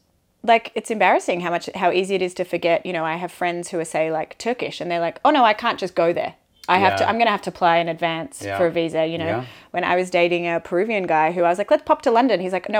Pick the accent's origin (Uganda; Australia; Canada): Australia; now in France; And I would never describe myself, even though my mum's Scottish, I would never describe myself as half Australian, half Scottish.